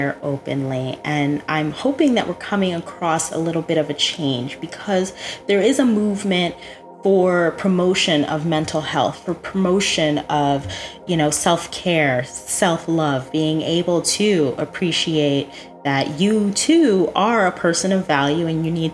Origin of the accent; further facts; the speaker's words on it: New Jersey, United States; now in West Palm Beach, United States; Well, I grew up in New Jersey. I'm very much a Jersey girl.